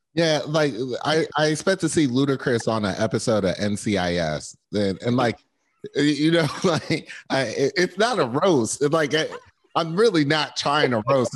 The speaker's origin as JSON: {"language": "English", "region": "New Jersey", "country": "United States", "said": "I'm coming from Jersey"}